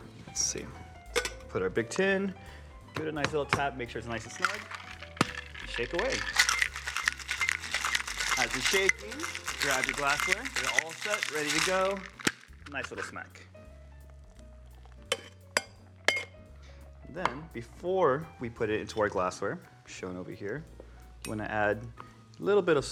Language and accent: English; Long Beach, California, United States; I'm born and raised in Long Beach, but I'm first generation son of immigrants from Mexico